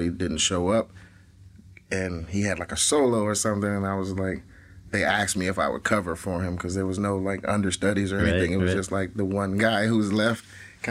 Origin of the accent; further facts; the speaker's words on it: Atlanta, Georgia, United States; also born or lived in Columbus, Ohio; I was born in Columbus, Ohio, but then my parents moved to Atlanta when I was like 9 months old because they had previously lived there and had my brother there. But my mom went to nursing school at Ohio State. Go Bucks. And yeah, they moved back right after they had me. And yeah, I was raised in Atlanta